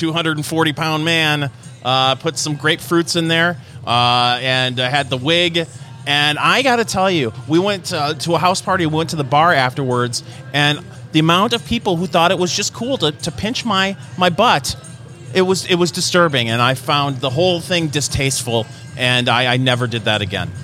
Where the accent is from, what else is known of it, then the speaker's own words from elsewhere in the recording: Michigan, United States; now in Indiana, United States; growing up in Michigan